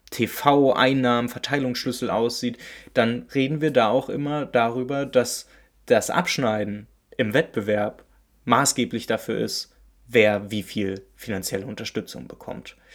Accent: Berlin, Germany; Ich komme aus Berlin-Köpenick und wie die meisten ja wissen, bin ich auch Union-Fan.

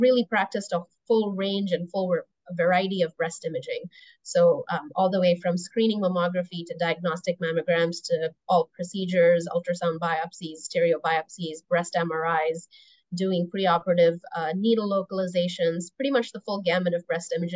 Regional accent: Toronto, Ontario, Canada; moved away as an adult; also born or lived in Indiana / Midwest; now in United States; I grew up mostly in Toronto in Canada. That's home for me.

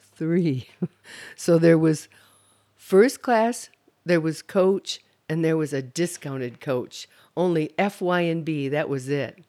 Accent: Holland, Michigan, United States; moved away; also born or lived in Grand Rapids, Michigan; I'm from the Holland-Zeeland area.

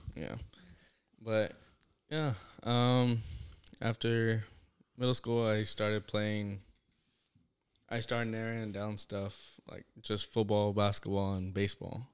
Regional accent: Devine, Texas, United States; also born or lived in Natalia; I grew up in Devine all my life

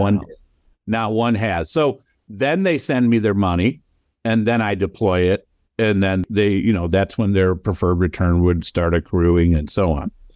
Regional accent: Toledo, Ohio, United States; also born or lived in Cleveland, Ohio; I grew up in Toledo, Ohio

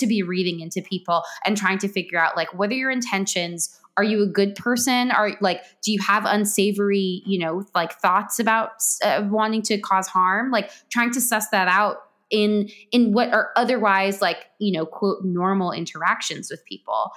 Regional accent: Westfield, New Jersey, United States; my hometown

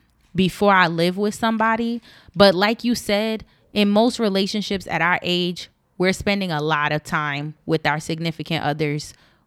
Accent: East Orange, New Jersey, United States; And I know growing up in East Orange

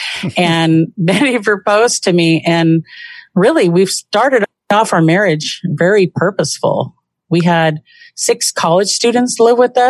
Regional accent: Southern California, United States; now in Washington, United States; I was raised in Southern California from, I would say, kind of a tumbleweed childhood.

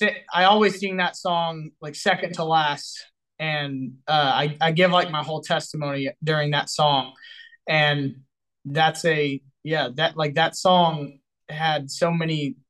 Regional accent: Texas, United States; I'm from Texas

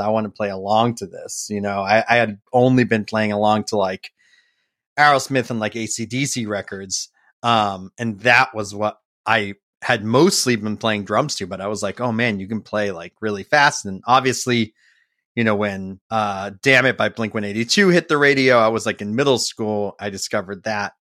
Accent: Framingham, Massachusetts, United States; also born or lived in Boston, Massachusetts; I grew up in Framingham, Massachusetts, about, uh, you know, thirty minutes outside

